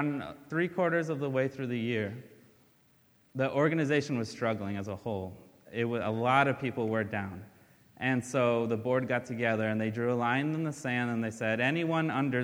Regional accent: Brazil; moved away; I'm from Brazil, and we left because we had nothing there, and my dad couldn't find work.

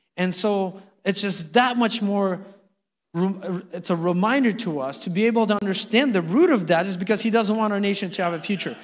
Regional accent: Uzbekistan; now in United States; I was born in Uzbekistan

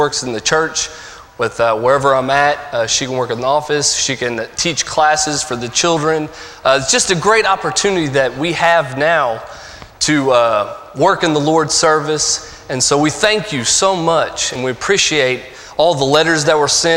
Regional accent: Evansville, Indiana, United States; moved away as an adult; also born or lived in Mount Juliet, Tennessee; now in Knoxville, United States; I'm from Evansville, Indiana, born and raised.

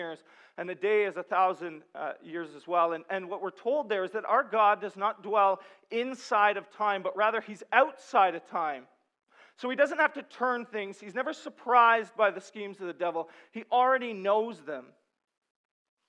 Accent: Sudbury, Ontario, Canada; I'm from Sudbury, and the main export there is nickel

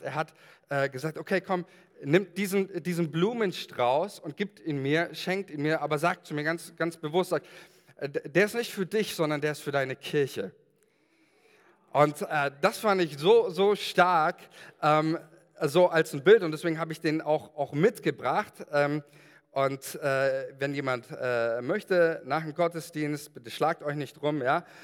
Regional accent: Germany; als Deutsche

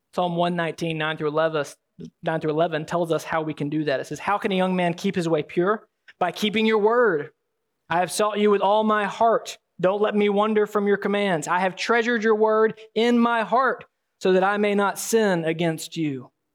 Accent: Alabama, United States; You'll have to pardon the accent. I am from Alabama.

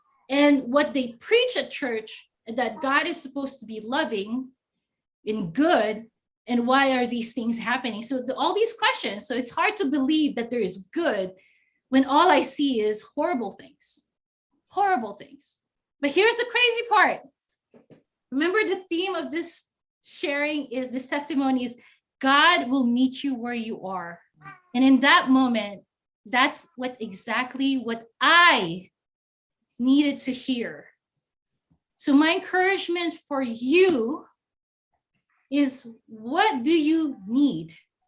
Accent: Philippines; now in United States; 20 years ago, I grew up in the States because I grew up in the Philippines and then I grew up in the States.

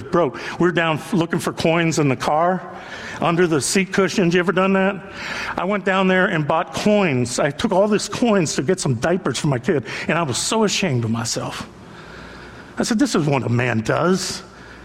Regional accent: Youngstown, Ohio, United States; I grew up in Youngstown, Ohio

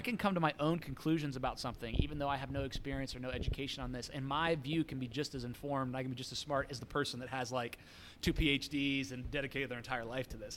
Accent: United States

